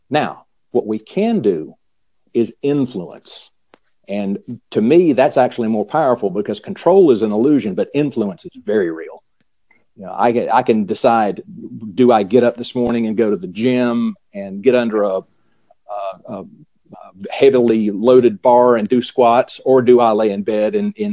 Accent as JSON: {"language": "English", "region": "the South", "country": "United States", "tie": "born or raised there", "said": "I'm {S2} a Southern boy. I was born and bred in the South, you know, so you know, grew up in in uh, the conservative Baptist church"}